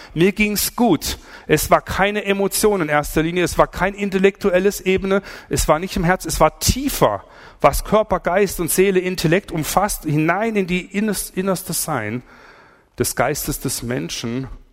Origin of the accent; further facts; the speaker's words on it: Swabia, Germany; Ich komme aus dem Schwabenland